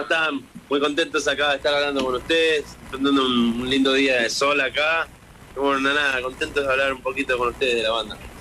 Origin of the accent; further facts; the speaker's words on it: Argentina; now in Los Angeles, United States; Somos dos argentinos